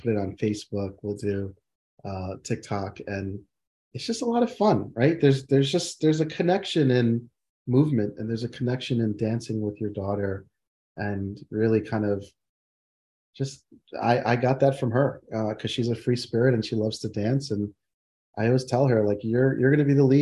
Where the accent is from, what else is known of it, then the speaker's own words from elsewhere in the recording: New Jersey, United States; while I was raised in New Jersey, I identify as West Indian